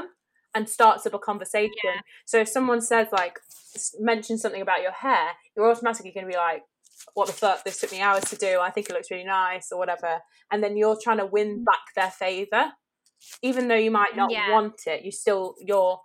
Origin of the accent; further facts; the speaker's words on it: Staffordshire, West Midlands, United Kingdom; now in Wirral, United Kingdom; I grew up down in Staffordshire with Rosie and then moved up to the Wirral